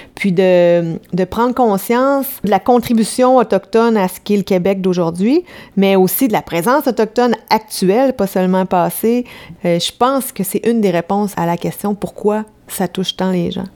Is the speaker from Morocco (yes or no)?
no; France; je suis française